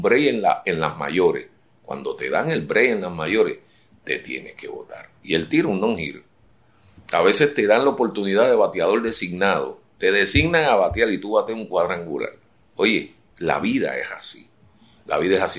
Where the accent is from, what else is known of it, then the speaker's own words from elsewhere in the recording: San Juan, Puerto Rico; me crié en Puerta de Tierra frente al, taller de arte del pintor Juan Rosado